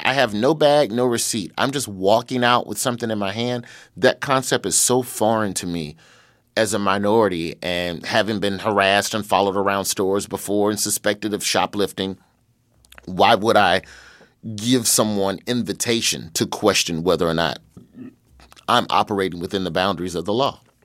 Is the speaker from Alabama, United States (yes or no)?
yes; Birmingham, Alabama, United States; moved away as an adult; also born or lived in Los Angeles; so I grew up in Birmingham, Alabama, uh, on the west side